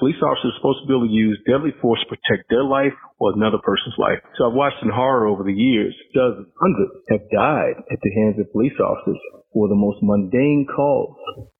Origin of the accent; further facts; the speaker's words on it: Deep South, United States; I truly learned what racism was, Jason, even though I grew up in the Deep South, when I became a police officer.